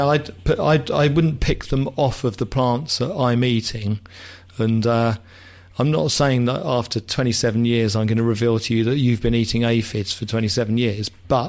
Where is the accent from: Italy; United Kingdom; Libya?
United Kingdom; England; I'm English very old-fashioned, people.